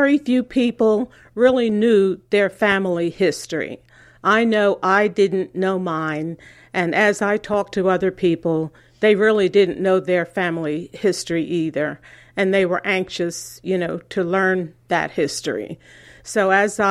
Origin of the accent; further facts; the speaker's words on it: Ocean City, New Jersey, United States; I grew up here on the West Side